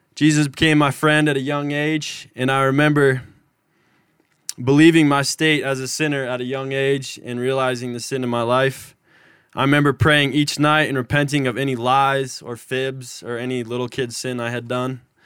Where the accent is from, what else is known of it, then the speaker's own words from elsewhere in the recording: Manhattan, Montana, United States; I'm from Manhattan, Montana.